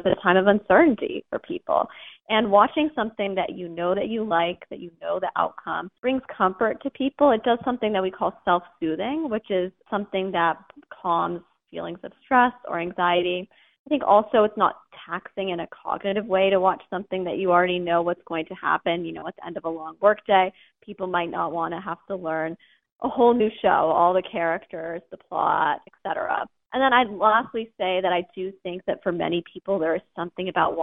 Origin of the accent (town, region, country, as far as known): Massachusetts, United States; born or raised there; moved away